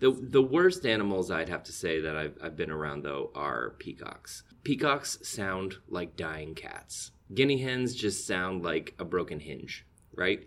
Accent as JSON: {"language": "English", "area": "Keeseville", "region": "New York", "country": "United States", "tie": "born or raised there", "said": "I actually spent, uh, my earliest years growing up in Katyville"}